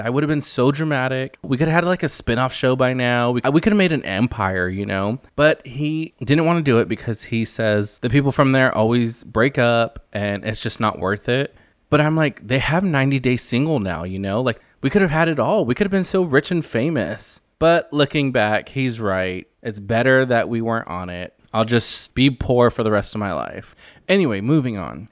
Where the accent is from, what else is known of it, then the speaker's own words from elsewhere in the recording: Central California, United States; I am from Central California